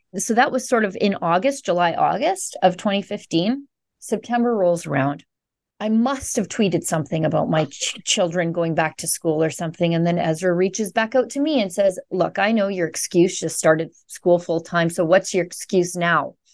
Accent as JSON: {"language": "English", "region": "Alberta", "country": "Canada", "said": "I'm from Alberta, which I would describe as Canada's Texas"}